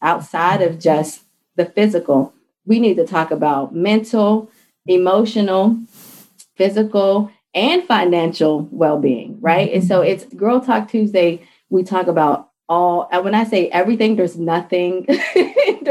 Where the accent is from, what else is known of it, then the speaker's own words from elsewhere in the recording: Pittsburgh, Pennsylvania, United States; moved away as an adult; also born or lived in DMV area (Washington, D.C. metropolitan area); now in Washington, D.C. area, United States; I'm originally from Pittsburgh, Pennsylvania, and I moved to the DMV area chasing after my fiance at the time